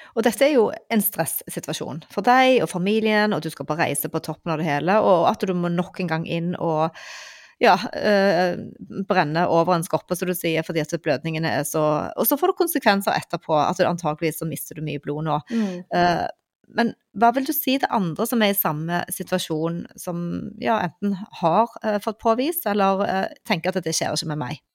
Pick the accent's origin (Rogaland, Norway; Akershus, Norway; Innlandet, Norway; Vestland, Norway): Rogaland, Norway; Stavanger; jeg er jo fra Stavanger